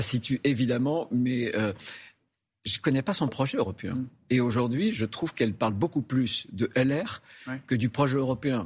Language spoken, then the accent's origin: French; France; chez nous en France